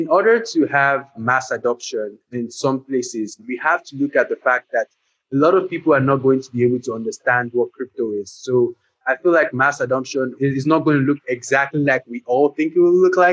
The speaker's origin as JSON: {"language": "English", "country": "Nigeria", "moved": "yes", "said": "I'm originally from Nigeria. So in my native country"}